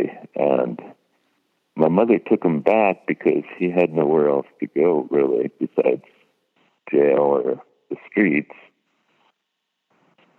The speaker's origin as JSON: {"language": "English", "region": "California", "country": "United States", "tie": "born or raised there", "said": "I was born in California"}